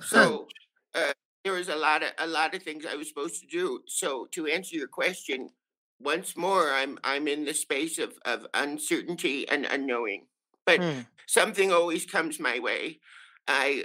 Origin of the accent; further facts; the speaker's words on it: New York, United States; now in Arizona, United States; because I am a New Yorker